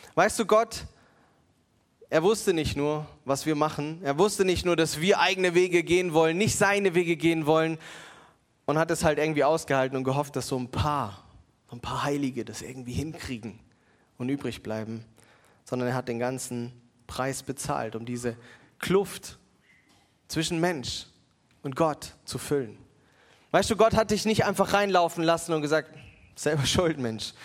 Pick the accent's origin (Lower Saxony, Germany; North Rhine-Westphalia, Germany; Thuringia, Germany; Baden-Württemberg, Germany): Baden-Württemberg, Germany; Mannheim; als Mannheimer